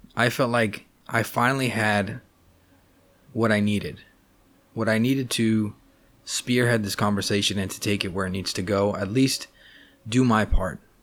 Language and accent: English; Los Angeles, California, United States; I grew up in Los Angeles, California.